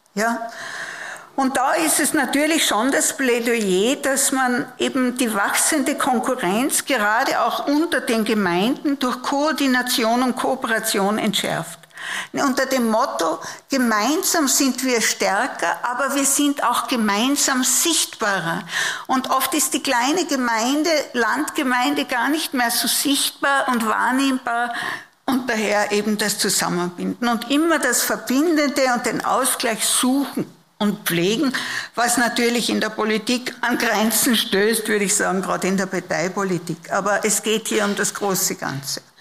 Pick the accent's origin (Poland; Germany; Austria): Austria; Upper Austria; moved away; Ich komme auch aus der Provinz, aus der Oberösterreichischen, habe aber einen steirischen Großvater